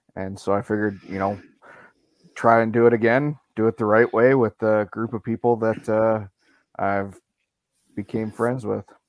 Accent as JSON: {"language": "English", "town": "Andover", "region": "Minnesota", "country": "United States", "tie": "born or raised there", "said": "I'm from Andover, Minnesota. Uh, born and raised in Minnesota."}